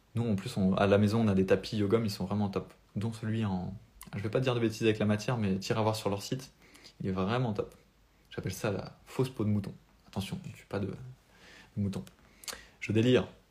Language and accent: French; France; accent: French; mon accent français